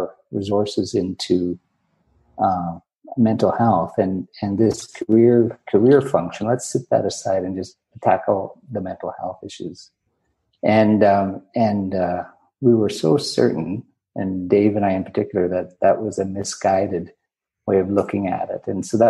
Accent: Northern Alberta, Canada; also born or lived in Ontario / Edmonton; I grew up in Northern Alberta. I was born in Ontario.

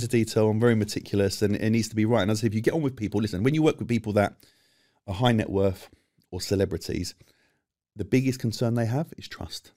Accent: London, United Kingdom; As much as I'm from London, I'm, I'm London-born and bred

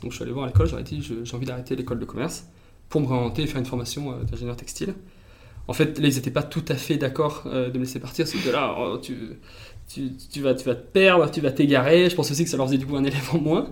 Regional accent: Valence, Auvergne-Rhône-Alpes, France; moved away; je viens de, la Drôme, de Valence.

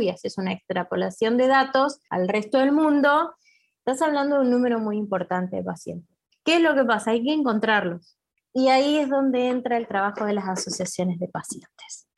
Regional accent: Argentina; acá en mi país

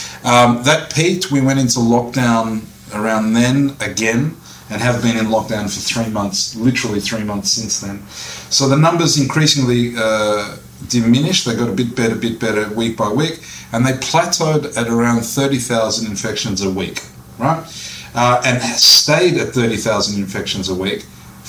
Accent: Australia; moved away as an adult; I'm Australian born and bred

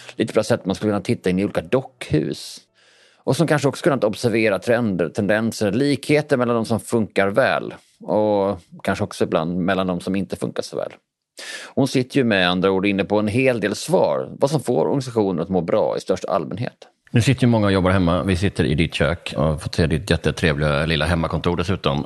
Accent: Bjäre Peninsula, Skåne, Sweden; Jag är ju från Bjärehalvön

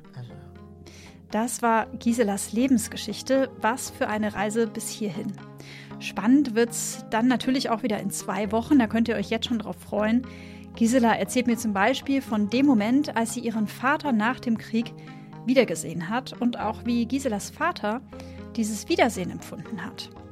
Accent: Southern Germany, Germany; moved away; ich komme ursprünglich aus Süddeutschland

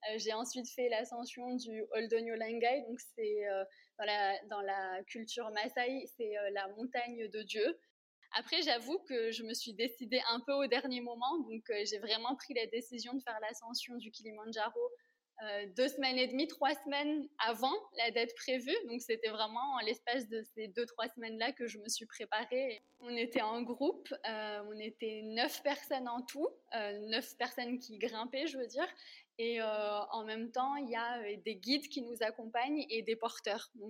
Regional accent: Réunion; moved away as an adult; quand j'ai quitté la Réunion pour la première fois, on m'avait offert un écusson avec les armoiries de la Réunion

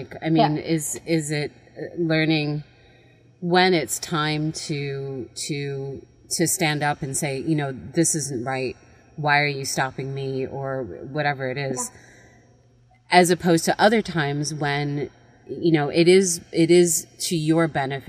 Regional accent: United States; my home country of America

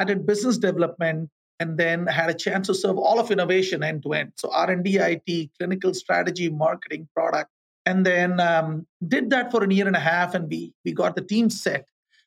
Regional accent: India; moved away as an adult; also born or lived in Thailand / Cincinnati / Fayetteville, Arkansas / Manila, Philippines; I grew up in India.

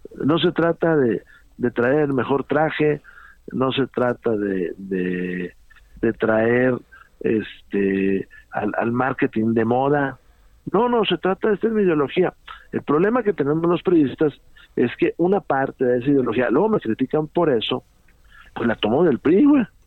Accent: Saltillo, Coahuila, Mexico; mi tierra. Eh, Saltillo

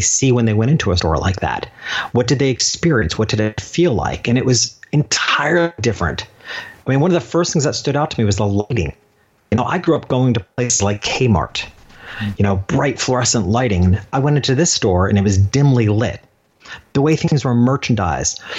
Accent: New York, United States; my hometown, this little country town 2 hours north of New York City

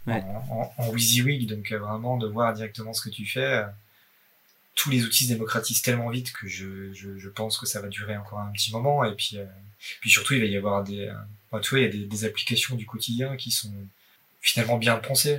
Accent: Haut-Doubs, Bourgogne-Franche-Comté, France; now in Paris, France; je viens du Haut-Doubs, dans france comté

